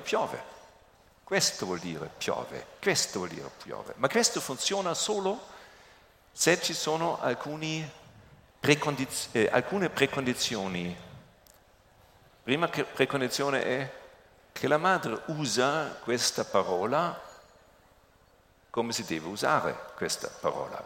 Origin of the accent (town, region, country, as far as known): Germany; Italian is a second language